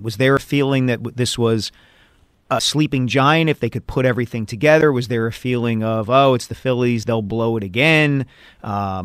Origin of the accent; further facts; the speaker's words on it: Glenside, Pennsylvania, United States; I grew up kind of in Glenside, you know, Ardsley, Abington, Upper Dublin.